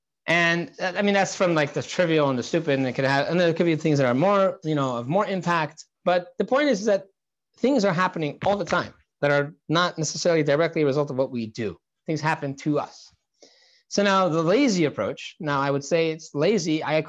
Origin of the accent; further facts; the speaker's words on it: Santa Barbara, California, United States; when I was a 14-year-old kid I grew up on Shlichus in Santa Barbara, California.